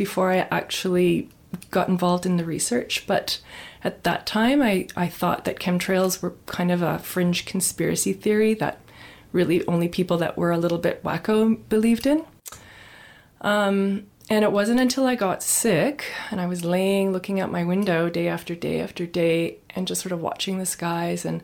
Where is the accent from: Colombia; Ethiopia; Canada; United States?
Canada; Nova Scotia; moved away as an adult; now in British Columbia, Canada; I grew up in Nova Scotia. That was my home base. And I moved British Columbia in my early 20s.